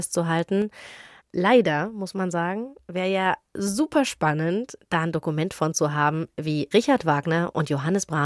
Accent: East Germany, Germany; born there; 1989, da war ich drei Jahre alt und ich bin in der DDR geboren.

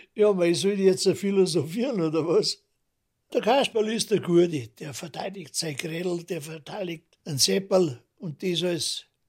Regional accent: Munich, Bavaria, Germany; das ist mein Großvater gewesen und da bin ich Münchner geworden

